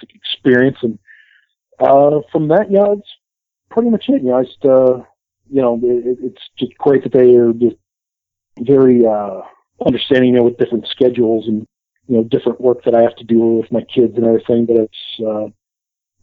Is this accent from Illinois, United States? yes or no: yes; Chicago, Illinois, United States; Chicago. I'm from Chicago